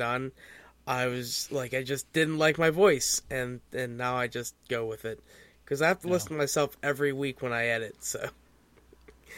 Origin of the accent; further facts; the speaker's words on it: Pennsylvania, United States; I hail from the Pennsylvanias of America